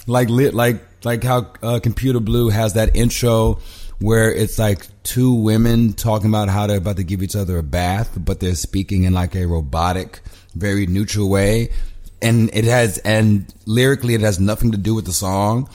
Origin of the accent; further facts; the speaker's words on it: Houston, Texas, United States; moved away as an adult; also born or lived in Los Angeles / Mexico City; now in Brooklyn, United States; I grew up in Houston. I've lived in L A. I've lived in Brooklyn and I've lived in Mexico City